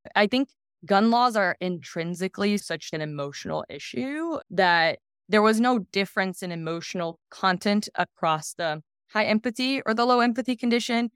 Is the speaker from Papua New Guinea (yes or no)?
no; Brazil; moved away as an adult; now in United States; I'm originally from Brazil, and, um, have lived in the U S for the last ten years.